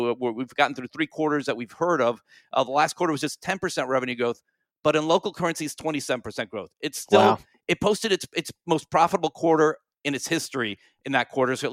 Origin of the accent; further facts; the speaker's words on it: South Korea; born there; It's going to work in, in the town where I was born in South Korea.